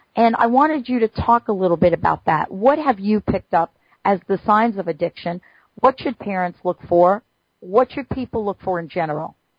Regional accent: New York City, New York, United States; I grew up in the Bronx in New York City

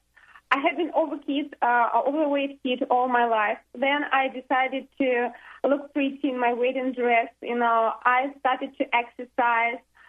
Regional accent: Russia; moved away as an adult; now in United States; I'm from Russia. We have been here only for 2.5 months

